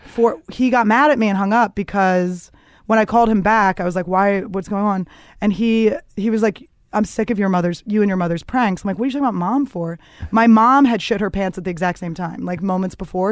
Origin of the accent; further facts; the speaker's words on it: Philadelphia, Pennsylvania, United States; moved away; also born or lived in Greenpoint, Brooklyn, New York; I grew up in the suburbs of Philadelphia